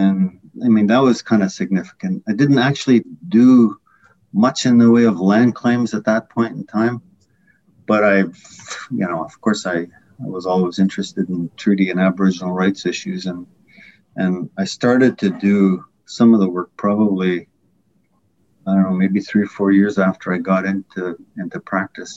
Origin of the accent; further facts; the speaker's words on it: Whitefish River First Nation, near Manitoulin Island, Ontario, Canada; I grew up on the Rez community in near Manitoulin Island, mid-northern Ontario. Whitefish River First Nation